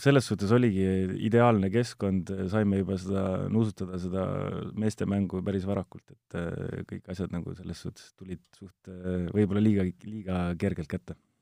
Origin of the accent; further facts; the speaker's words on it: Ilmatsalu, Tartu County, Estonia; tegelikult olen maapoiss Tartu lähistelt Ilmatsalust, aga jah, kolisin ma arvan, see oli kolmteist, olin vana, siis kolisin linna.